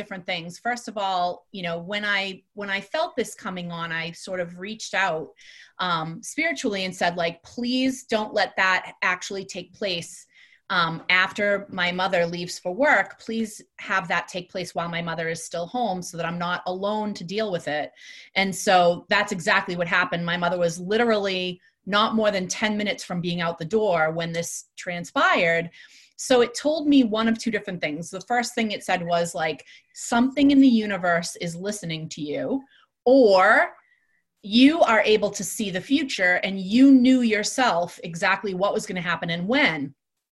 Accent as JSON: {"language": "English", "town": "Salem", "region": "Massachusetts", "country": "United States", "tie": "born or raised there", "said": "I grew up in Salem. That's where I'm from"}